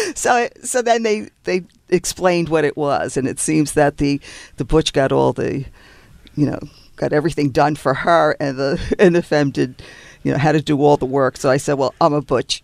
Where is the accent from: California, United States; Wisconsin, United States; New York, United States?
New York, United States; also born or lived in New Jersey; now in Los Angeles, United States; I'm from New York